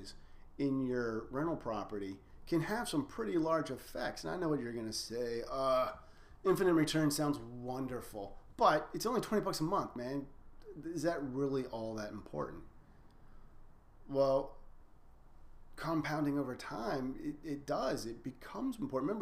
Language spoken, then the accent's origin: English; United States; We're scared as an American society of debt